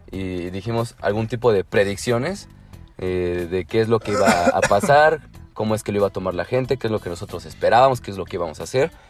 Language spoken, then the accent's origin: Spanish; Puebla, Mexico; Somos, somos de Puebla.